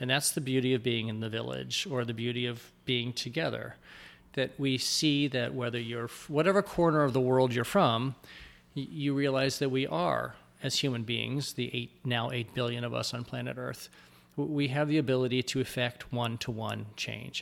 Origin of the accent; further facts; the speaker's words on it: United States; we as Americans